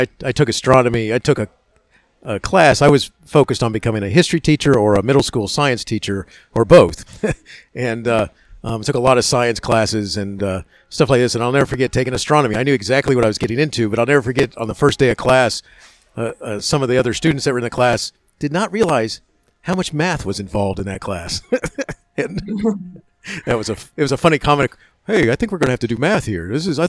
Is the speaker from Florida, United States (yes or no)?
yes; Florida, United States; I grew up in Florida during the early 70s